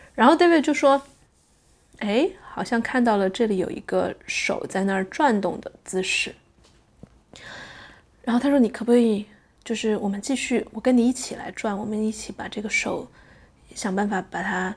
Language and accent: Chinese; Sichuan, China; moved away as an adult; now in Netherlands; 作为一个中国人，一个四川人，是从小，从小吃回锅肉长大的人呀